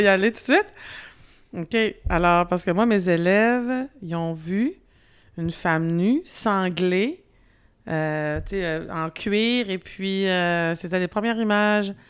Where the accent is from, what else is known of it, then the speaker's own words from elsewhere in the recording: Quebec, Canada; accent: Québécois; j'ai un accent quand même encore québécois